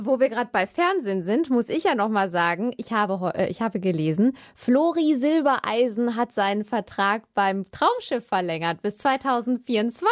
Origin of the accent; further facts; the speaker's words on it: Germany; als Deutsche